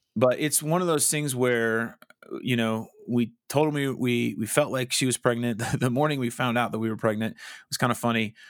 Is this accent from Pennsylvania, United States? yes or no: no; Colorado Springs, Colorado, United States; moved away as an adult; also born or lived in Wichita, Kansas; I grew up in Colorado Springs